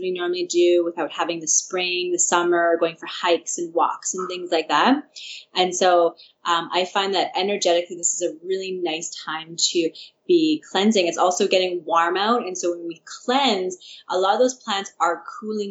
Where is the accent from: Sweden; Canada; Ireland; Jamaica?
Canada; Saskatchewan; I'm from Saskatchewan, so I have, my dad's actually a farmer, and I have a lot of connection with farmers there